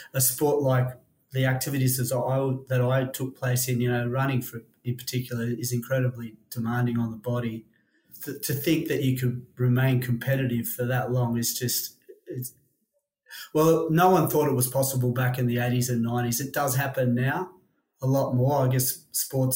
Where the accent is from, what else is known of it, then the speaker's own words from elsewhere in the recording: Sydney, New South Wales, Australia; also born or lived in New Zealand; moved to Australia when I was four, lived on the northern beaches, skipped around a lot, lived around the Warriewood area, and then in my teenage years, lived in DY.